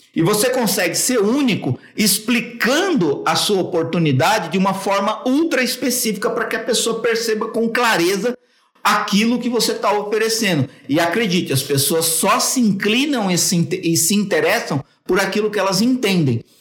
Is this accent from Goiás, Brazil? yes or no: no; São Paulo, Brazil; Eu sou de São Paulo, tenho 42 anos